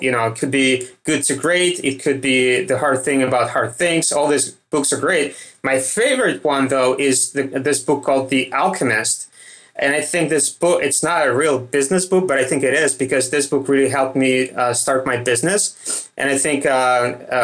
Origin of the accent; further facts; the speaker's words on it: Russia; accent: Russian; my Russian accent